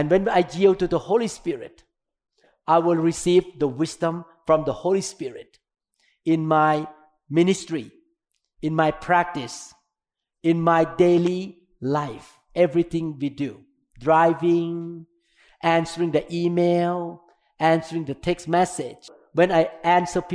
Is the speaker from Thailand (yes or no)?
yes; Thailand; English is a second language; moved away as an adult; now in United States